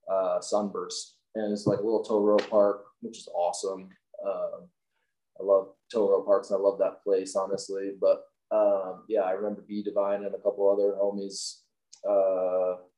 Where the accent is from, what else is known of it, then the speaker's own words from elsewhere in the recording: Midwest, United States; now in Salt Lake City, United States; growing up in the Midwest, I'm always kind of dreaming about that.